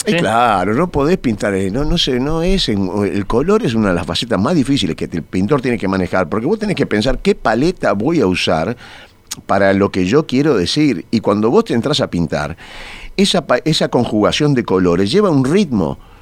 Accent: Montevideo, Uruguay; mi casa es donde yo nací, donde yo pasé mi infancia

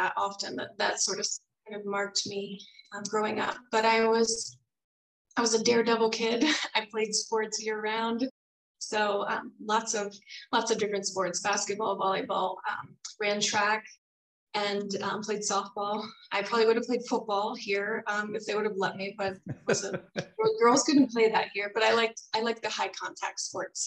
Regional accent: Virginia, United States; also born or lived in North Carolina; I grew up in Virginia. I was actually born in North Carolina, grew up in Virginia, in near DC for half of the time.

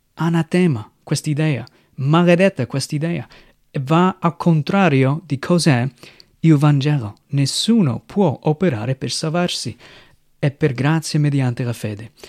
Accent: United States; Italian is a second language; moved away as an adult; now in Italy; vengo dagli Stati Uniti, sono un missionario qui in Italia dal 2007

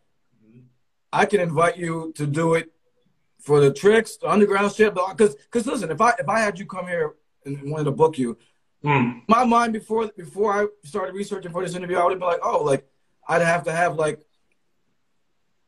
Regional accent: Connecticut, United States; now in Pittsburgh, United States; I'm from Connecticut, but I live in Pittsburgh right now

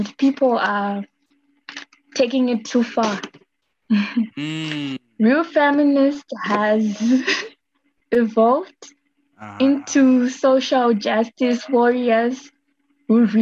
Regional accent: Harare, Zimbabwe; I'm from Zimbabwe. I live in Masasa Park, Harare. That's where I grew up

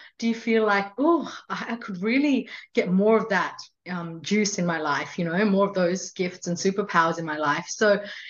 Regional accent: India; I was born in India and I've grown up as a Hindu.

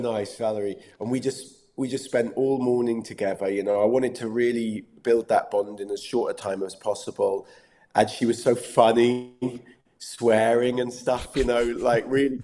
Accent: England, United Kingdom; accent: English; keeping an English accent

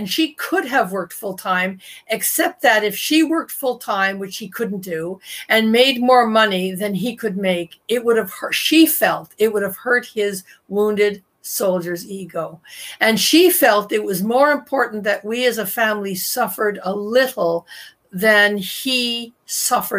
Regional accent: Toronto, Ontario, Canada; I was born in 1960 in Toronto, where I still live

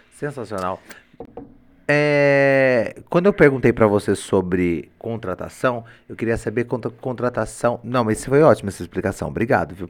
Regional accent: Limeira, São Paulo, Brazil; eu sou da cidade de Limeira

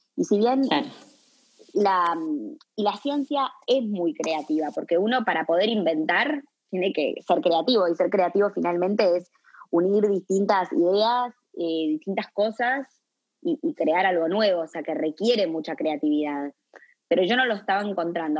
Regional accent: Montevideo, Uruguay; also born or lived in Buenos Aires / Philadelphia; uruguaya, eh, de Montevideo

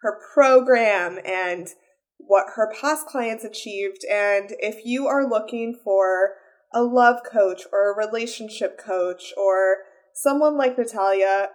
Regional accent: Las Vegas, Nevada, United States; I'm from Las Vegas

